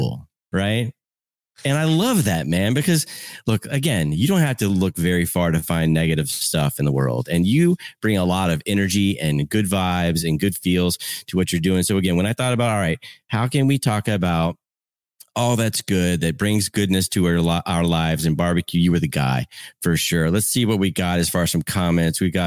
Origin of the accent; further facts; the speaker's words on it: Central Florida, United States; moved away; also born or lived in Chicago; a kid growing up in Central Florida with all the amenities